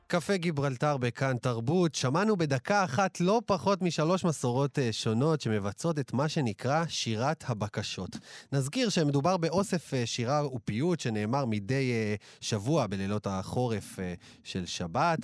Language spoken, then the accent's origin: Hebrew; Israel